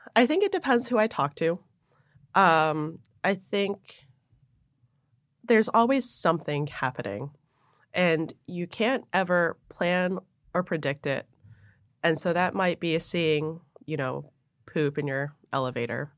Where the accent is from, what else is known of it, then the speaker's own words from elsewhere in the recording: Buffalo, New York, United States; moved away as an adult; also born or lived in Hong Kong / New Jersey; when I was 10, we moved up to Buffalo, New York, mm-hmm. where generally I say I grew up in Buffalo